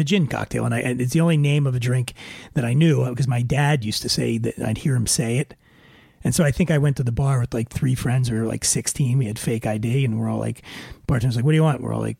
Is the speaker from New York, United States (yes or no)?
no; Philadelphia, Pennsylvania, United States; accent: Philly; moved away; also born or lived in Colorado; Did I mention that I grew up poor in Philadelphia?